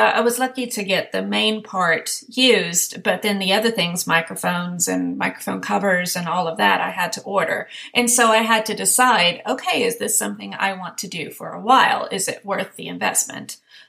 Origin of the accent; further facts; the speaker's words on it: Sweden; English is a second language; So I just always say, I don't live in this country. Oh, where are you from? I'm from Sweden. Oh, your English is very good. Thank you.